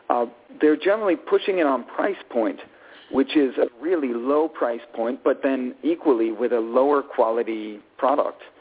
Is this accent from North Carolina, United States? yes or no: no; New York City, New York, United States; also born or lived in Italy; I'm Italian American in the truest sense. I was born in New York City and raised in Italy and the United States as a child.